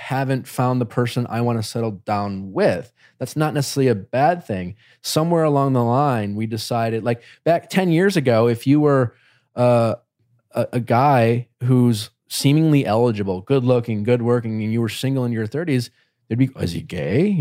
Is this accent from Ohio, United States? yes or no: no; Wisconsin, United States; moved away as an adult; now in Los Angeles, United States; growing up in Wisconsin